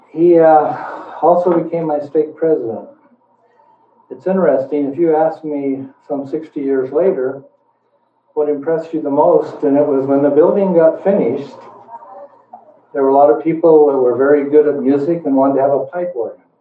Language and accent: English; Boise, Idaho, United States; It was Borah High, by the way. You can't can't tell me I was from Boise High.